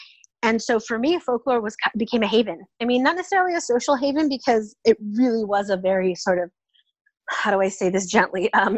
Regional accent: Oakland, California, United States; So I'm originally from the San Francisco Bay Area. I grew up in Oakland, California.

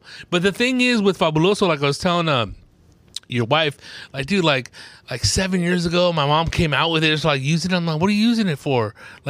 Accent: United States; I'm American, bro.

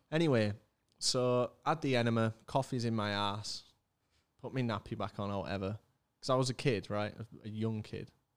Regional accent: Leeds, Yorkshire and the Humber, United Kingdom; also born or lived in Germany; I came back from, uh, came back from Germany, started at Beeston Primary down the road

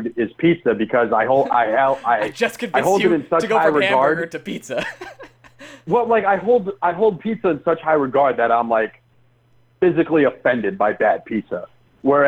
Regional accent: Connecticut, United States; moved away as an adult; also born or lived in New York; now in Georgia, United States; I grew up in Connecticut and went to college in New York

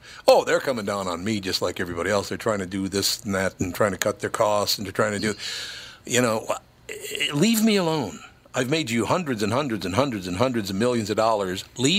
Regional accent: Minneapolis, Minnesota, United States; I grew up in North Minneapolis.

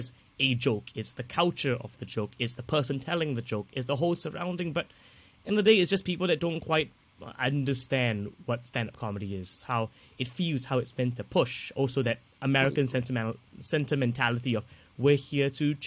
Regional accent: Singapore; as a Singaporean comedian or someone from Singapore

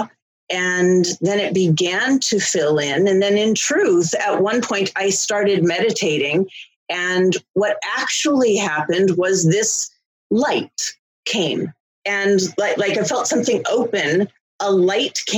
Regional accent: Los Angeles, California, United States; also born or lived in Philadelphia; I was raised here in Los Angeles, and I went to school here and went to college here and never moved away from Los Angeles. So I'm an Angeleno

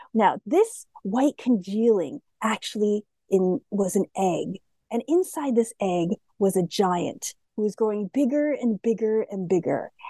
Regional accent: United States; I'm Asian American

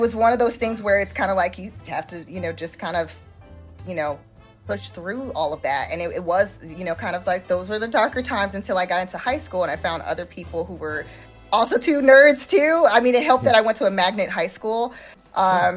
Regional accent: Chicago, Illinois, United States; moved away; I'm originally from Chicago

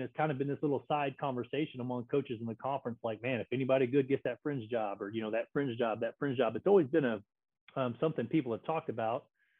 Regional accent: East Texas, United States; moved away as an adult; now in Kansas, United States; I grew up in East Texas and ended up coming up into Kansas

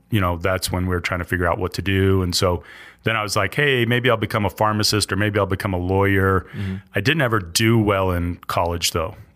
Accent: Salt Lake City, Utah, United States; also born or lived in Oregon / Virginia / Missouri; now in Idaho, United States; Uh, I grew up primarily in Salt Lake, but you know, born in Oregon, lived in Virginia, Missouri, and then Salt Lake.

